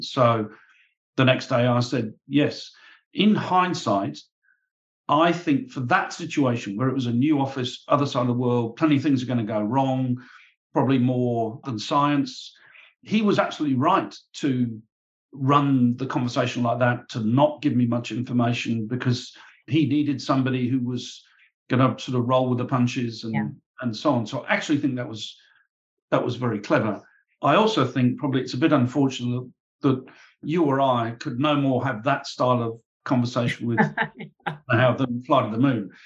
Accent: Warwick, West Midlands, United Kingdom; I was born and brought up in Warwick in the UK.

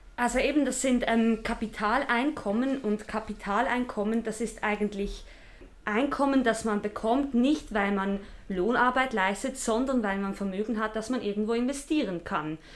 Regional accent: Basel-Landschaft, Switzerland; Ich komme aus dem Kanton Basel-Land

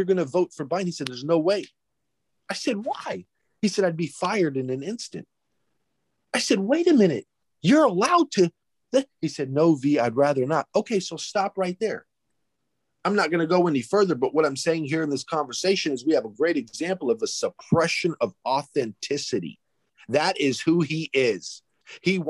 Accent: Greece; I'm from Greece.

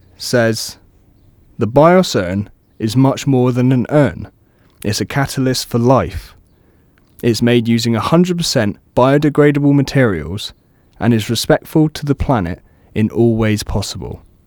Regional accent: Cornwall, South West England, United Kingdom; moved away as an adult; now in Brighton, United Kingdom; I'm originally from Cornwall

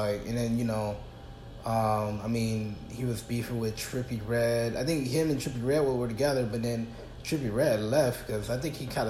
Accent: East Coast, United States; So I'm from the East Coast. I know how things get down over there.

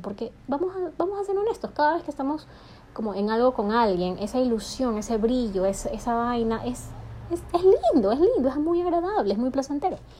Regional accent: Ecuador; also born or lived in New York; estoy en mi país, estoy en Ecuador

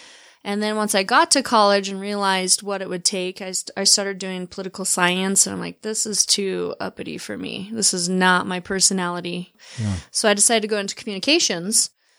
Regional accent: Layton, Utah, United States; I grew up in Layton. And you can tell I'm from there because I said Layton.

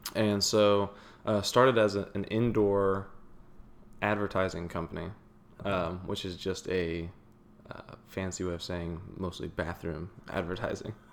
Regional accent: Houston, Texas, United States; also born or lived in Waco; I grew up in the Houston area

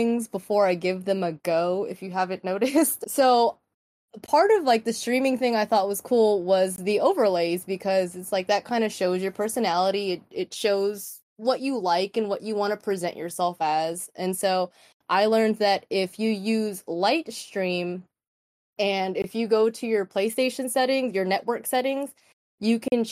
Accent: Texas, United States; I'm a Mexican American, born and raised in Texas

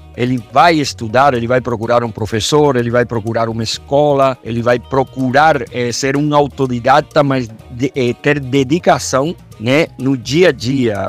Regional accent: Cuba; moved away as an adult; also born or lived in Belo Horizonte, Brazil; now in Brazil; que é o meu país de origem

